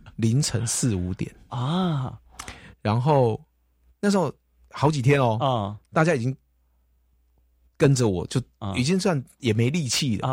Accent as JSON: {"language": "Chinese", "region": "Kaohsiung", "country": "Taiwan", "tie": "born or raised there", "said": "我们从小就在这边长大"}